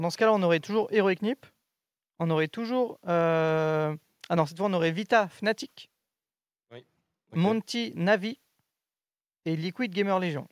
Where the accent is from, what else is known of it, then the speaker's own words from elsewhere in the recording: France; je suis français.